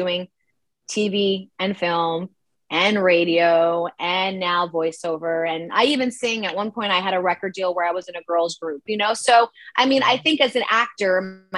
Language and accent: English; New York City, New York, United States; I'm from Manhattan, New York City